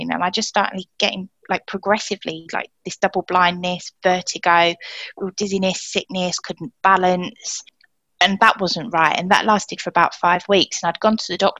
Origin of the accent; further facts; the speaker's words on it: Essex, East of England, United Kingdom; accent: southern; moved away as an adult; now in Wigan, United Kingdom; my accent betrays me as a southerner